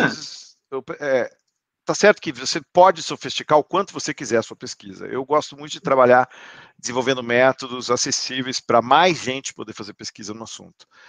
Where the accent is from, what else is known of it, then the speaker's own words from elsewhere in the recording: Campinas, São Paulo, Brazil; also born or lived in United States; now in Sorocaba, Brazil; primeira escola da minha memória é o Rio Branco, em Campinas